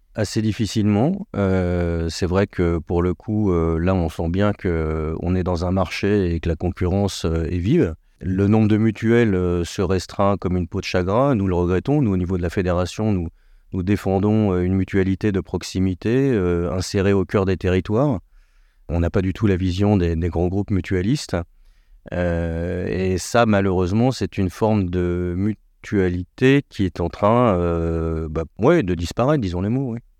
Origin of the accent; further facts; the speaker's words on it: France; on est français, on est latin